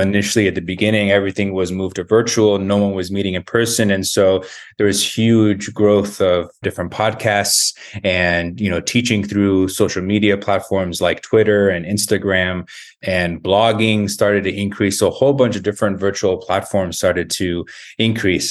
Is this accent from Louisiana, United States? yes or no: no; Tucson, Arizona, United States; moved away as an adult; also born or lived in New York / Baltimore; So I grew up in Tucson. Uh, it was my hometown